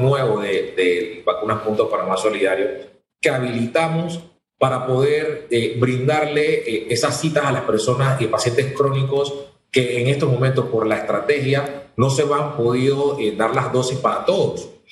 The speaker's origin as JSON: {"language": "Spanish", "country": "Panama", "said": "nosotros que somos ciudadanos de, de la República de Panamá"}